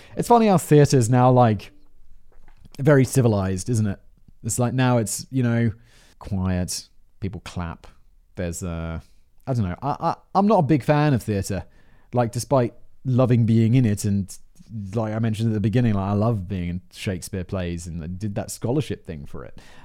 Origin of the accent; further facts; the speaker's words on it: United Kingdom; I'm British